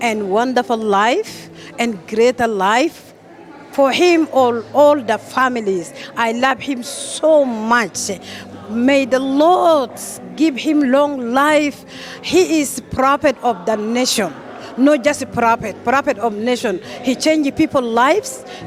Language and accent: English; Canada; I'm from Canada.